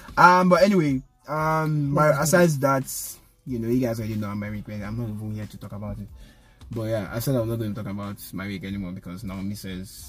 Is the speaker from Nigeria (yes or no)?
yes; Nigeria; I told her I'm from Nigeria.